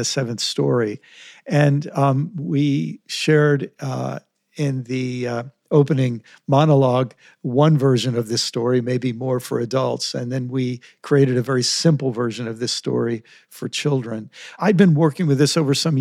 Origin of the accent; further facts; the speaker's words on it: United States; for me as an American